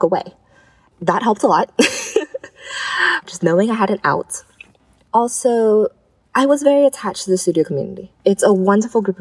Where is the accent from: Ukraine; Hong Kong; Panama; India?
Hong Kong; moved away; growing up in Hong Kong, having the history of SARS